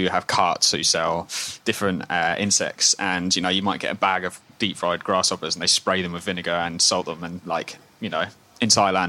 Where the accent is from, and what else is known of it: Scotland, United Kingdom